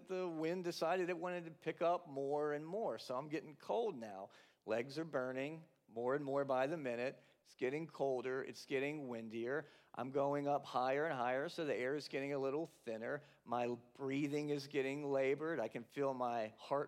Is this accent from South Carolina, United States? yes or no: yes; South Carolina, United States; moved away as an adult; also born or lived in Latham, New York; now in New York, United States; I'm from South Carolina, so I've always been a couple-hour drive at most, depending on where I lived, from the coast